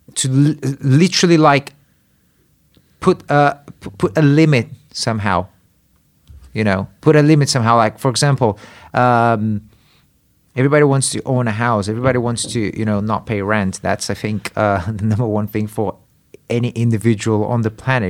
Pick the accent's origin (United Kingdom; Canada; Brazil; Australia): Brazil; moved away; I grew up in Brazil